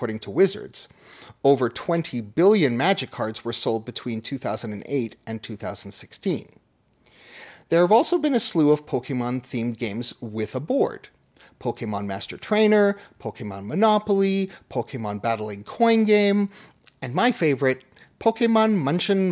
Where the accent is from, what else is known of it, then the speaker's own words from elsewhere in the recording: Toronto, Ontario, Canada; Toronto, my hometown